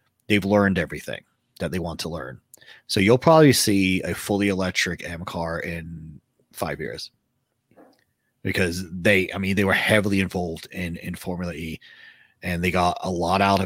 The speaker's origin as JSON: {"language": "English", "town": "Philadelphia", "region": "Pennsylvania", "country": "United States", "tie": "born or raised there", "said": "I was born in Philly"}